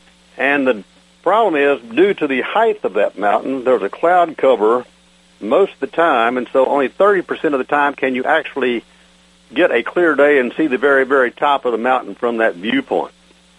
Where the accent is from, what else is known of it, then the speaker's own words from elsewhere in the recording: West Texas, United States; also born or lived in Henrico County, Virginia; now in Virginia, United States; I was raised out in West Texas, so my father had a large cotton farm.